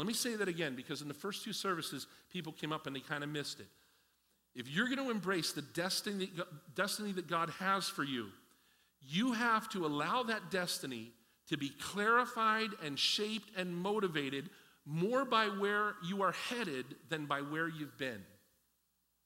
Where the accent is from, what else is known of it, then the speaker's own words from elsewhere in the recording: Pennsylvania, United States; I grew up in Pennsylvania, and I was a preacher's kid